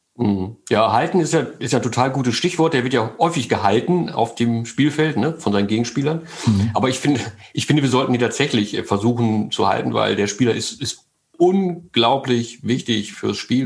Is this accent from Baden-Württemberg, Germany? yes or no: no; Großburgwedel, Lower Saxony, Germany; also born or lived in Mellendorf, Wedemark; ich bin wirklich in Großburg-Wedel geboren. Meine Eltern haben damals in Meize in der Wedemark gelebt.